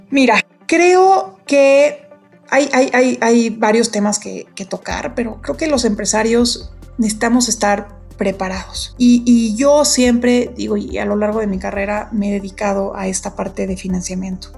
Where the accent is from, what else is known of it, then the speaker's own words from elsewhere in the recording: Mexico; México, mi país